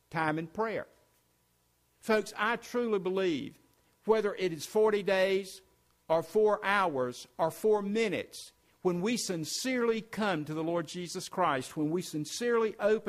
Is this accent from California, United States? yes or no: no; South Carolina, United States; I'm from South Carolina